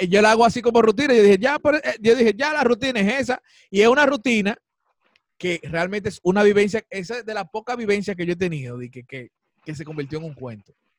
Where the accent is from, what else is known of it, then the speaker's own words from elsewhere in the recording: Dominican Republic; uno como artista dominicano